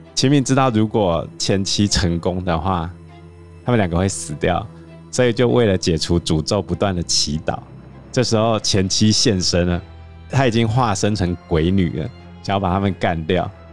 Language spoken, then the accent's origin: Chinese; Taiwan; 我们台湾人